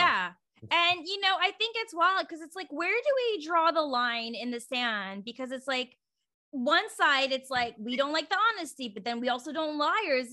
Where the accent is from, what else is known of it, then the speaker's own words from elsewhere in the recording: Virginia, United States; now in Oregon, United States; I'm from Virginia, and so, but I, I live in Oregon now